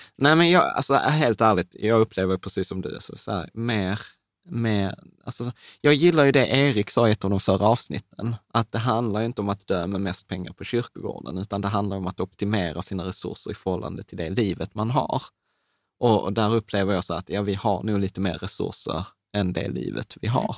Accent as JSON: {"language": "Swedish", "country": "Sweden", "tie": "born or raised there", "said": "vi föddes i Sverige"}